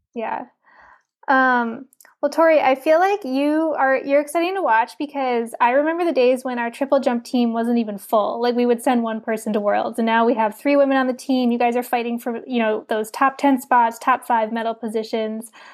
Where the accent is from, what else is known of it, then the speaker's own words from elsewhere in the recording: New York, United States; we had it in New York State growing up.